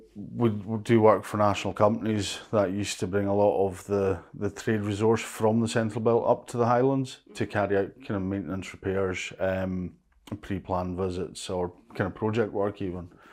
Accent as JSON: {"language": "English", "area": "Lewis", "region": "Scotland", "country": "United Kingdom", "tie": "born or raised there", "also_born_or_lived": "Stornoway", "said": "I was born and brought up in Lewis, which I think is a better of, of the islands."}